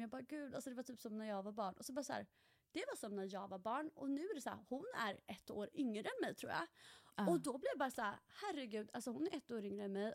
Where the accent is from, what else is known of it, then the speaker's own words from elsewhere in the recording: Halmstad, Halland County, Sweden; moved away as an adult; also born or lived in Stockholm; now in Norway; född och uppvuxen i Halmstad, flyttade till Stockholm rätt efter studenten.